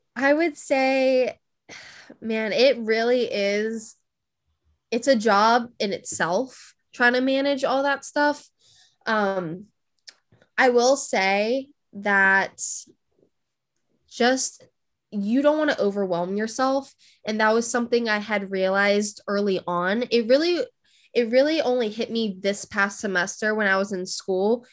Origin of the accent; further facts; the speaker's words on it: California, United States; moved away; I'm originally from California.